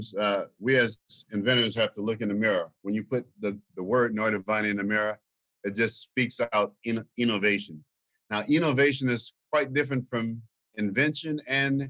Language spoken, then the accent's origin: English; Louisiana, United States; now in Tulsa, United States; I'm from Louisiana.